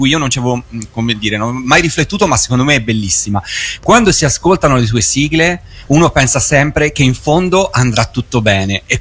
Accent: Tuscany, Italy; quando sei venuta qua in Toscana

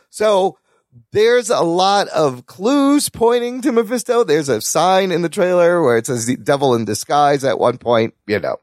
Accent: Pakistan; I'm Pakistani

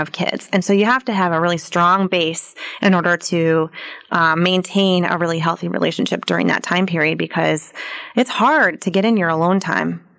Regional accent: New York, United States; moved away as an adult; also born or lived in North Carolina; I'm from New York originally

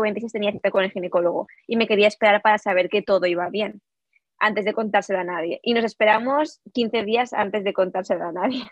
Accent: Valencia, Valencian Community, Spain; moved away as an adult; also born or lived in Peru; now in Illinois, United States; somos de Valencia realmente, pero bueno, yo nací en Perú, eso también quería comentar, yo nací en Perú, pero nunca he vivido allí

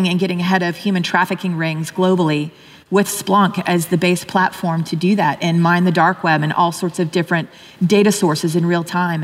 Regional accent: Austin, Texas, United States; moved away; I'm from Austin

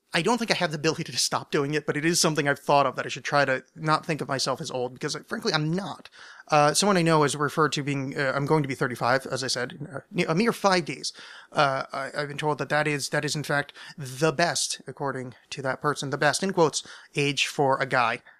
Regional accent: near the Burned-over District, New York, United States; I grew up sort of near the Bernova District, but it was super, I was super salvaged. That's in New York State

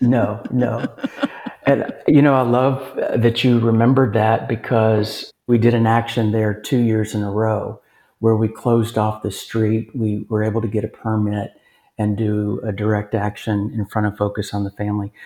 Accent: Lexington, Kentucky, United States; moved away as an adult; now in Texas, United States; Lexington, Kentucky, my hometown

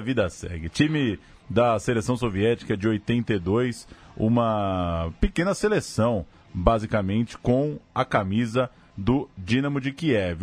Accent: São Paulo, Brazil; moved away; also born or lived in Ceará / Rio de Janeiro; Eu sou paulista, mas ah, me revelei para o futebol aqui no, no futebol cearense

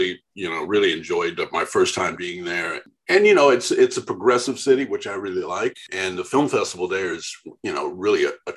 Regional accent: Junction City, Kansas, United States; Marymount College, which was about 40 miles from where I grew up in Junction City

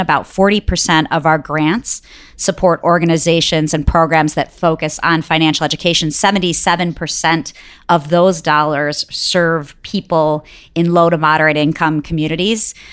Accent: Detroit, Michigan, United States; also born or lived in Bangalore, India; I grew up in Detroit, and so it was in-state for me

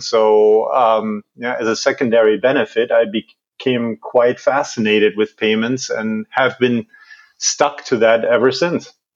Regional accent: Germany; moved away as an adult; also born or lived in Washington D.C.; I was, I was born and raised in Germany.

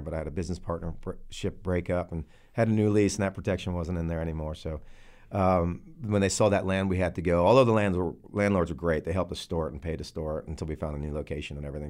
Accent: New Jersey, United States; moved away as an adult; also born or lived in Texas; I'm from Jersey, like uh, like you guys said. Um, I, I grew up there until I was about 24

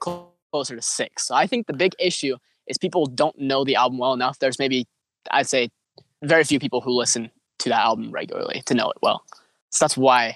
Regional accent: Idaho, United States; I'm from Idaho, so good old Potatoville

